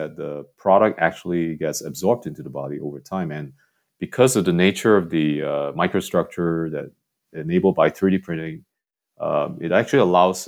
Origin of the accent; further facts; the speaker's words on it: Singapore; growing up in Singapore